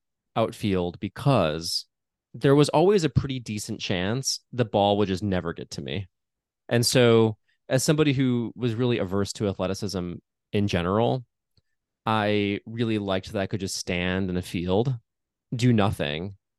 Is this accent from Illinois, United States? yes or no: yes; Chicago, Illinois, United States; because I grew up in and around Chicago